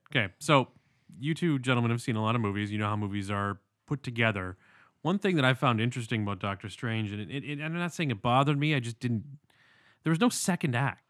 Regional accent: London, Ontario, Canada; moved away; from my hometown

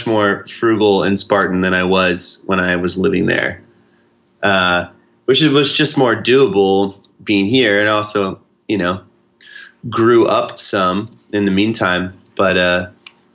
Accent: Houston, Texas, United States; moved away; also born or lived in New York City; I'm from Houston, so I spent like a month in Houston in between stuff.

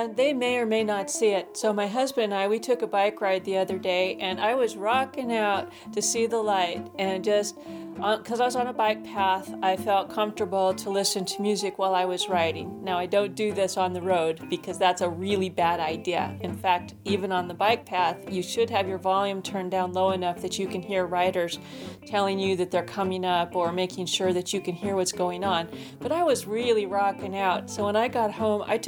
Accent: Tacoma, Washington, United States; moved away; I'm from Tacoma, Washington, and growing up there was fun in a lot of ways

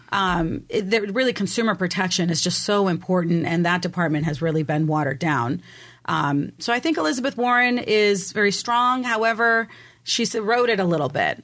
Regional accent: Mexico; also born or lived in Germany; now in San Diego, United States; I'm originally from Mexico

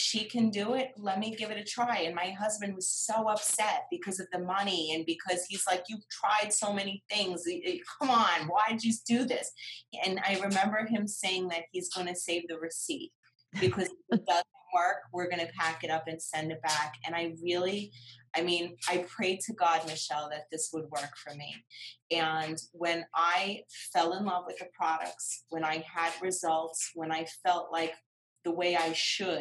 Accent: New York, United States; I'm from New York

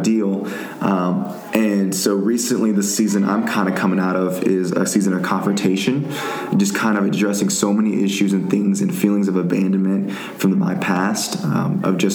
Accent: Tyler, Texas, United States; moved away as an adult; now in Dallas, United States; I'm from East Texas, from Tyler, Texas, so it's east from here in Dallas

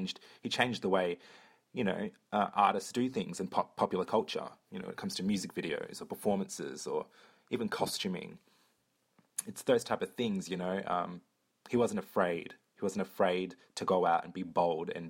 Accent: Perth, Western Australia, Australia; I'm from Perth, Australia

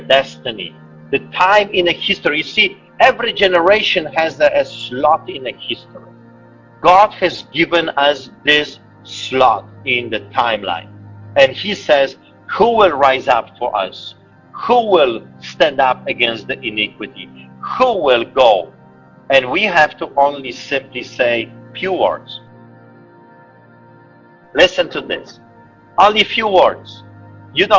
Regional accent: Poland; moved away; me growing up in Poland

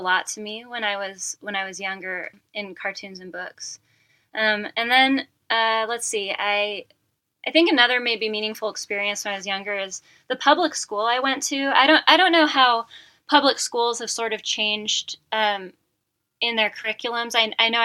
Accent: Medford, Oregon, United States; now in Bend, United States; So I'm a native Oregonian. I was born and raised in Medford, Oregon, in the Rogue Valley

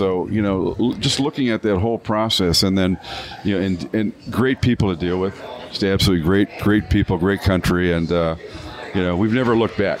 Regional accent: Canada; now in Michigan, United States; even though I'm a Canadian by birth

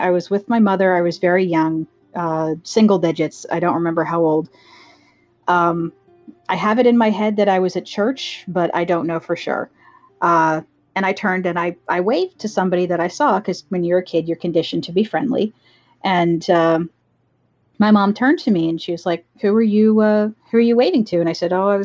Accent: Dublin, Pennsylvania, United States; moved away as an adult; also born or lived in Doylestown, Pennsylvania; now in Virginia, United States; I lived in Bucks County, Pennsylvania for most of my life. I grew up in Dublin, and until I moved down to Virginia, I lived in Doylestown.

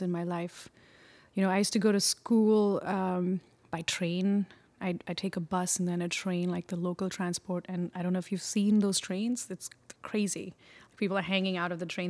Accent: Mumbai, Maharashtra, India; moved away as an adult; also born or lived in Chennai, India / Pondicherry, India; now in Brooklyn, United States; I grew up in Bombay, and I was born in Chennai in the south of India, and then I I was in Pondicherry for about a couple of year, a couple of years, and then moved to Bombay

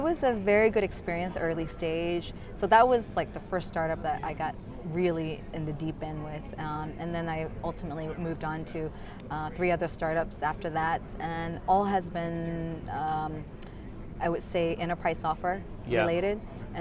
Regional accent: Florida, United States; moved away as an adult; also born or lived in Guangzhou, China / California / San Francisco / Singapore; I was born in China, in Guangzhou, and when I was 8, my family uprooted to Florida in the U.S., and that's where I grew up until I graduated

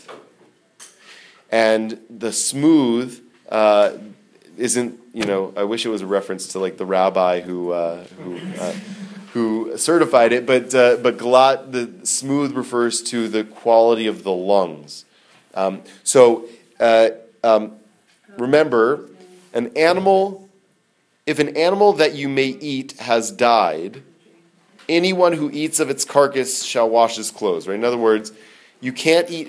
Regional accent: United States; also born or lived in Israel; growing up in America

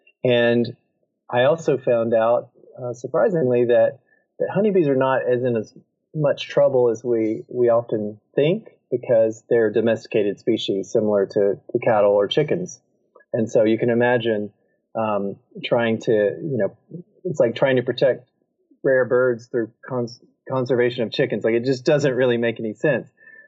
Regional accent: South Carolina, United States; I'm originally from South Carolina

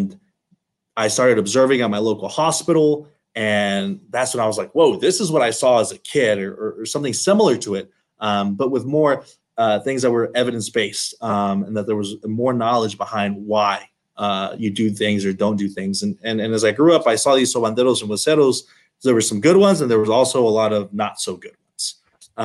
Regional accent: Altus, Oklahoma, United States; Born and raised in Altus, Oklahoma, small little town

